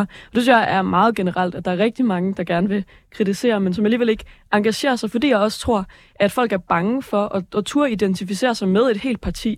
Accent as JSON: {"language": "Danish", "town": "Aalborg", "region": "North Denmark Region", "country": "Denmark", "moved": "yes", "said": "var jeg hjemme i Aalborg, hvor min lillebror, han, øh, han går i 8. klasse"}